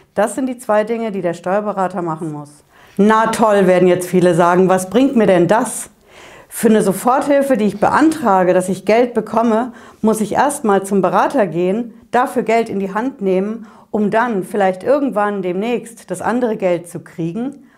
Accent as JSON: {"language": "German", "region": "Hesse", "country": "Germany", "said": "Bei uns in Hessen"}